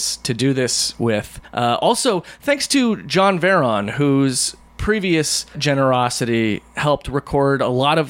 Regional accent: Midwest, United States; I'm from the Midwest

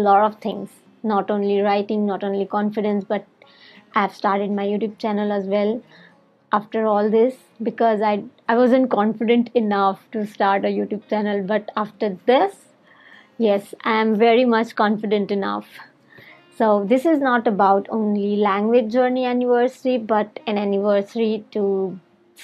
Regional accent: India; English is a second language; from India

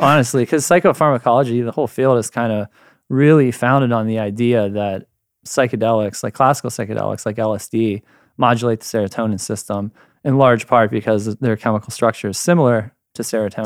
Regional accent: Ohio, United States; moved away as an adult; also born or lived in Michigan; now in San Diego, United States; I'm a dude from Ohio, and then, uh, did my undergrad in chemistry there

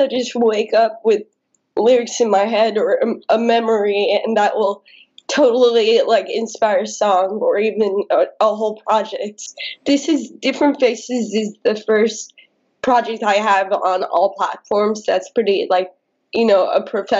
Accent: United States; also born or lived in India / United Kingdom; I mean, I've been living in the States my entire life since I was like 3.

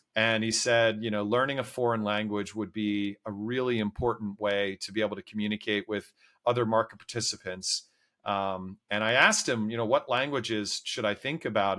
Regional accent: D.C., suburban Maryland, United States; I grew up, uh, outside of Washington, D C in suburban Maryland

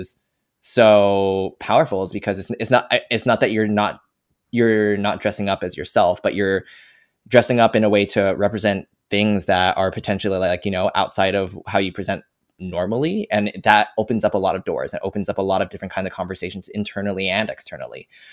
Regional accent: Fremont, California, United States; I grew up in Fremont, California, a Asian ass city.

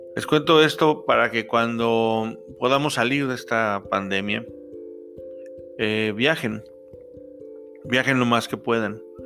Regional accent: Mexico; de México, de México

